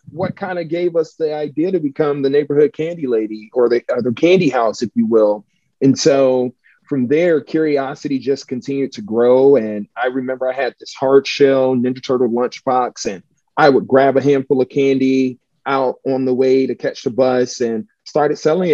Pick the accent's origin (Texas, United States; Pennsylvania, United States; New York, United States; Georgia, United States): Georgia, United States; Atlanta; moved away as an adult; also born or lived in Montgomery, Alabama / Chicago, Illinois; I'm originally from Atlanta, Georgia, born and raised to a single mother